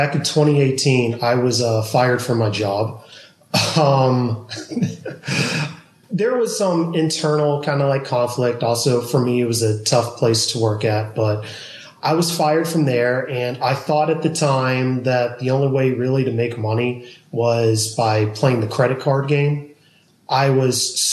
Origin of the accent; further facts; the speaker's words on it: Georgia, United States; also born or lived in California; now in Austin, United States; I'm originally from Georgia.